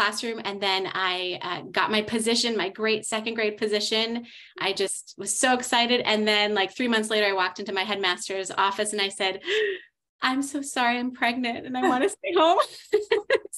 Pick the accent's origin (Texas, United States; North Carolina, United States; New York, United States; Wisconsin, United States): Wisconsin, United States; moved away as an adult; now in South Florida, United States; I grew up in Wisconsin and I moved down to South Florida in 2004.